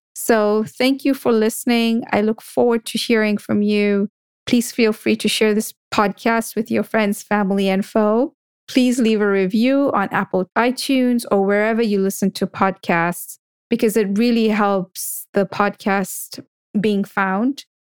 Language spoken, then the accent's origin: English; Kenya; as a Kenyan of Indian descent